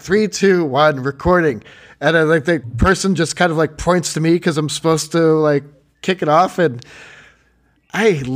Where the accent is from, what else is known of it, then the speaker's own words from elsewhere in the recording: Chicago, Illinois, United States; moved away as an adult; also born or lived in Massachusetts; growing up in Chicago.